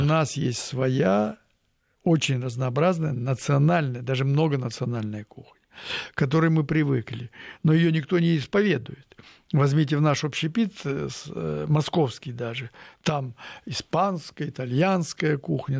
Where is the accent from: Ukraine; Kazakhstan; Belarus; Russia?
Russia; Tyumen, Tyumen Oblast